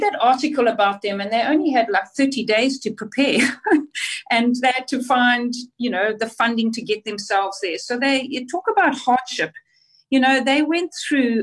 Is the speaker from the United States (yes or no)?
no; Zimbabwe; moved away; also born or lived in South Africa; I obviously went to school there, and my desire was always to play for Zimbabwe